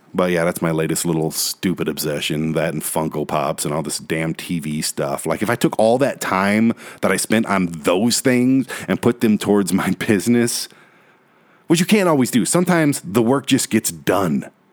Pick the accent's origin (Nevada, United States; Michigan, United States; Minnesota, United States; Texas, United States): Michigan, United States; Detroit; I'm a city boy, born and raised in South Detroit